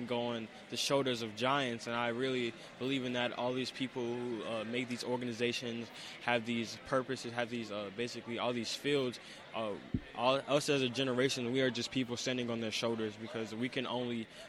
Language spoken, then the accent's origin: English; Petersburg, Virginia, United States; I'm from Petersburg, Virginia